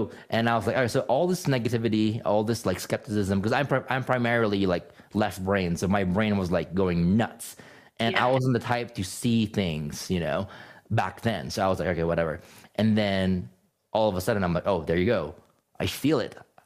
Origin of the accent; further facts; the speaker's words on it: Philippines; moved away; also born or lived in California; I grew up in the Philippines, and I grew up in a very strict Catholic upbringing